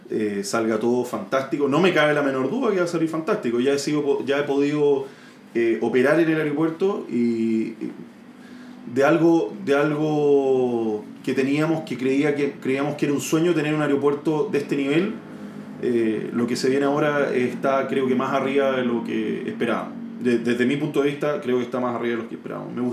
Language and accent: Spanish; Chile; Lo primero hay que estar orgulloso como, como chileno o como participante activo